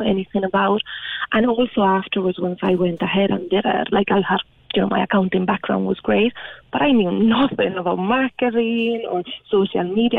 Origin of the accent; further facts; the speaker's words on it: Spain; moved away as an adult; now in Ireland; I'm originally from Spain and I was in Ireland working